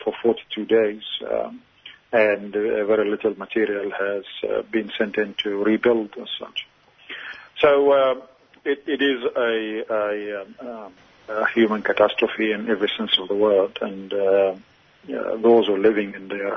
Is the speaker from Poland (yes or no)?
no; Australia; as an Australian